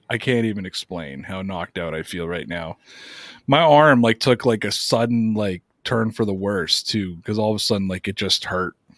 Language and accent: English; Canada; As a Canadian